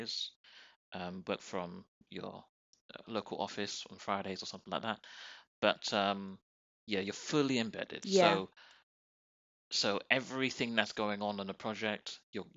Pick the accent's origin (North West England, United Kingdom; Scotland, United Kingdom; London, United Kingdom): London, United Kingdom; we're from London